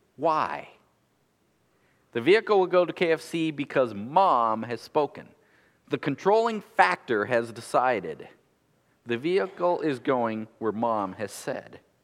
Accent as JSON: {"language": "English", "country": "United States", "said": "we're American consumers"}